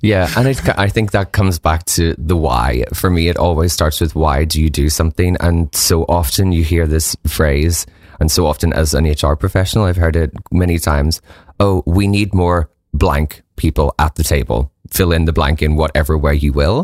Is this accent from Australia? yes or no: no; Northern Ireland, United Kingdom; moved away; I'm originally from Northern Ireland